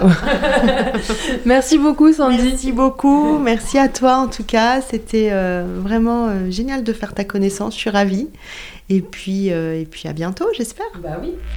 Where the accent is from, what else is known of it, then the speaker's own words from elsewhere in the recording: south of France, France; moved away; je viens du sud de la France